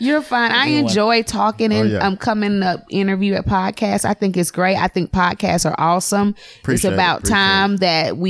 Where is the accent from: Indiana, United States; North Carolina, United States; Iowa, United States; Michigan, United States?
North Carolina, United States; Monroe; now in Charlotte, United States; I was raised in Monroe, but I'm gonna rep Charlotte.